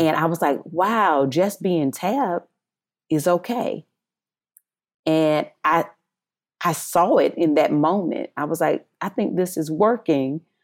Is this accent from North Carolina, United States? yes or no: yes; North Carolina, United States; accent: Southern, country; moved away as an adult; also born or lived in Eden, North Carolina; now in Los Angeles, United States; working for U P S in North Carolina, always having to cover my accent to be business friendly